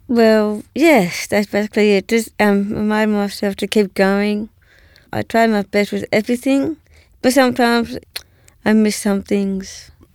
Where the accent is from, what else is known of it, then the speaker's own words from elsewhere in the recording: Canberra, Australian Capital Territory, Australia; I grew up in Canberra at that time